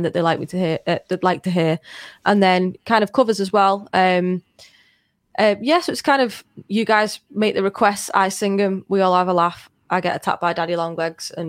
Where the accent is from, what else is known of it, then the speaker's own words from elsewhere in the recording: Liverpool, North West England, United Kingdom; am not I Scouse.